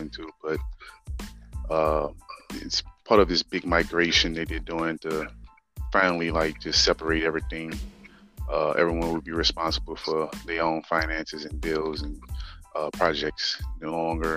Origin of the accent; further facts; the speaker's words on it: New Orleans, Louisiana, United States; now in Houston, United States; born and raised in New Orleans, Louisiana.